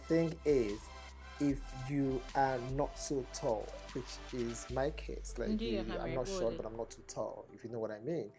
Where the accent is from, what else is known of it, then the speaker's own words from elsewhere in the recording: Nigeria; accent: Igbo; English is a second language; you're going to hit my Igbo accent at first.